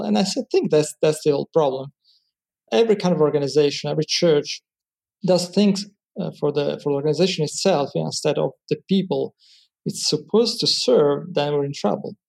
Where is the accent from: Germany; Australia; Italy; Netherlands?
Italy; I'm from Italy, 100% Italian.